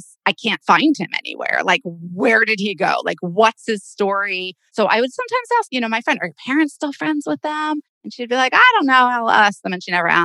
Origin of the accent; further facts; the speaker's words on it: Boca Raton, Florida, United States; I am still from Boca Raton, Florida